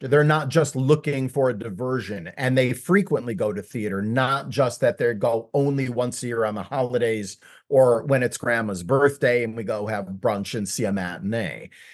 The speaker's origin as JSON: {"language": "English", "town": "Chicago", "region": "Illinois", "country": "United States", "tie": "born or raised there", "said": "I was born and raised in Chicago."}